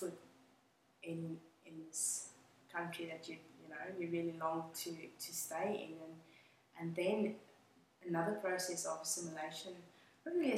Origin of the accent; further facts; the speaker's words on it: Johannesburg, Gauteng, South Africa; English is a second language; moved away as an adult; also born or lived in Cape Town, South Africa; now in Australia; I grew up in South Africa, in Johannesburg, and I lived in Cape Town for a little while.